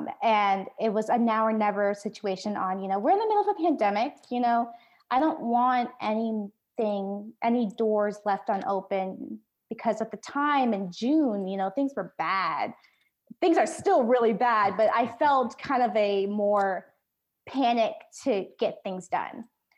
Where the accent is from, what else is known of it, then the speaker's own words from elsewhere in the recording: Da Nang, Vietnam; born there; I was stuck in Ho Chi Minh City because of work, and I was born in Da Nang.